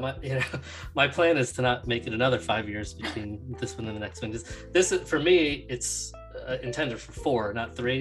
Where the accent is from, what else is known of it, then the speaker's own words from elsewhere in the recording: New Jersey, United States; I'm from New Jersey